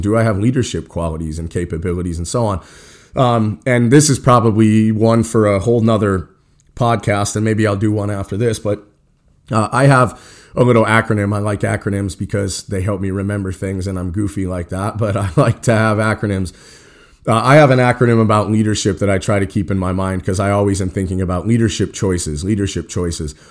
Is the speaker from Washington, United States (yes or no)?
no; Cheyenne, Wyoming, United States; we were growing up in Cheyenne, Wyoming